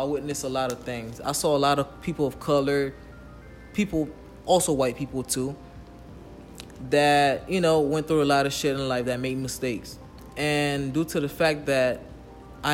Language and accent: English; Haiti; I'm from Haiti